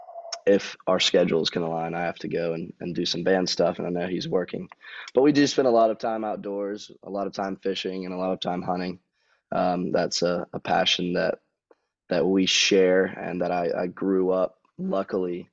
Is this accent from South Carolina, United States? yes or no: yes; DeBordieu, South Carolina, United States; also born or lived in Virginia; I grew up in Debedu, South Carolina, not far from Cat's house